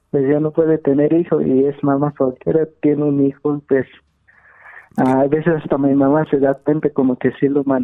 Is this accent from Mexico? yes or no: no; Guatemala; Soy de Guatemala.